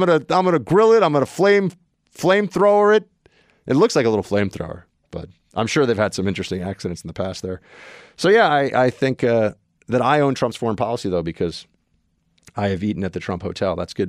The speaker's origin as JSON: {"language": "English", "country": "Canada", "said": "I got a scratchy voice. I'm from Canada."}